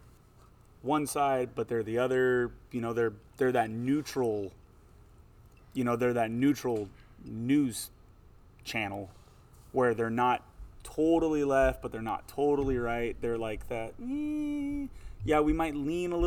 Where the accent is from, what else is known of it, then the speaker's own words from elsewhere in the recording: California, United States; I grew up in California